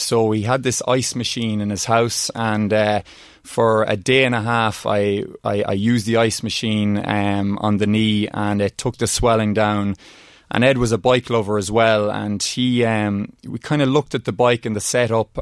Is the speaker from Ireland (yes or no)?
yes; Oldcastle, Leinster, Ireland; growing up in Oldcastle, you know, Rory Galligan was a famous rally car driver and from the town.